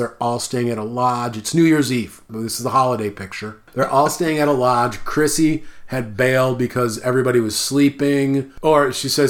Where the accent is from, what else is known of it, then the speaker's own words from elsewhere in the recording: Midwest, United States; As a Midwesterner